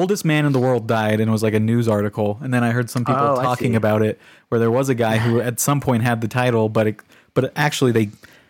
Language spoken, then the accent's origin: English; United States; it makes me mad as an American.